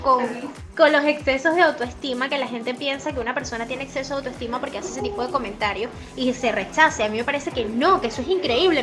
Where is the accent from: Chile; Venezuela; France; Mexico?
Venezuela; nosotros como venezolanos